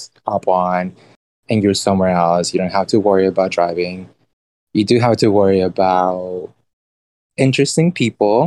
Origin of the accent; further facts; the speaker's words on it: Houston, Texas, United States; moved away as an adult; also born or lived in Mexico; now in New York, United States; I moved to Houston